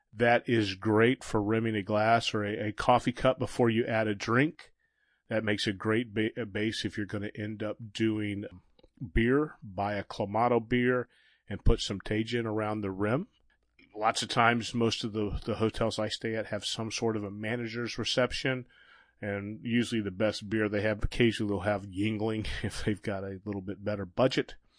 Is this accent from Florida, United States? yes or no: yes; Florida, United States; I'm from Florida